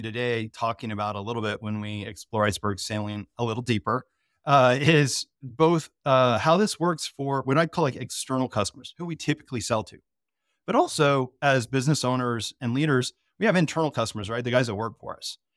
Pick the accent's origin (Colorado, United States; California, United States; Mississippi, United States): Colorado, United States; I'm, I'm from Colorado